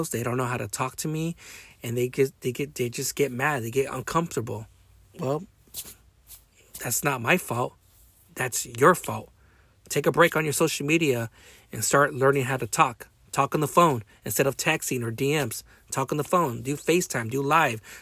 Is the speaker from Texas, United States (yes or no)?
no; Long Beach, California, United States; also born or lived in Modesto / Bay Area / Wilmington; I was brought up in Long Beach. I was brought up in Modesto. I was brought up in the in the Bay Area. I was brought up in the Harbor area in, in Wilmington, California, or certain certain areas and cities I used to live back in the day.